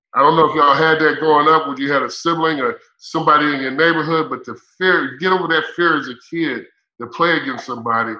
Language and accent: English; Indiana, United States; I'm from Indiana